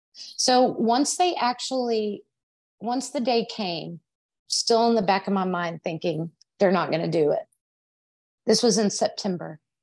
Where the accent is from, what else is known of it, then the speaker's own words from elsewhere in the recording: Arlington, Texas, United States; I was born in Arlington, Texas, if you can't tell by my accent, um, and that's where I was living